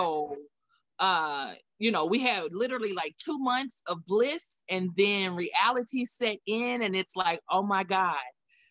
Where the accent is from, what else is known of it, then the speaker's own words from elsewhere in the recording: Texas, United States; moved away as an adult; I'm originally from Texas